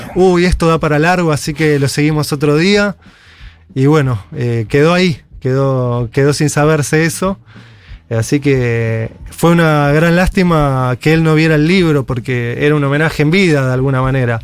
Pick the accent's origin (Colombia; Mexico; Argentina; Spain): Argentina; Buenos Aires Province; en el oeste, que es de donde soy